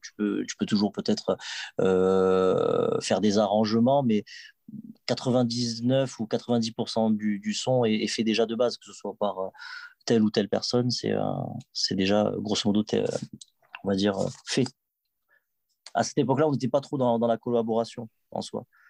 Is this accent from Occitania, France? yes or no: yes; Toulouse, Occitania, France; j'étais de Toulouse